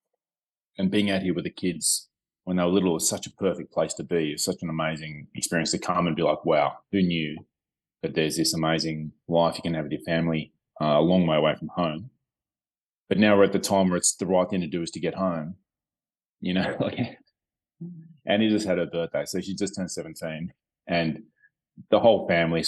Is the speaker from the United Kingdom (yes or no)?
no; Melbourne, Victoria, Australia; moved away; Melbourne, on the southeast in the state of Victoria, which is my hometown